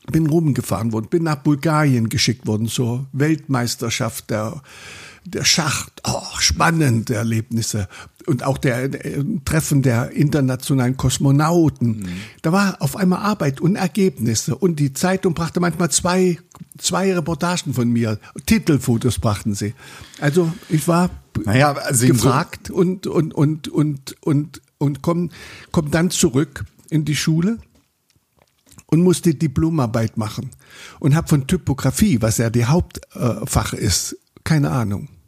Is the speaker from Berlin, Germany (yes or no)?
no; Saxony, Germany; Also ich bin ja Sachse, bin ja ein totaler Sachse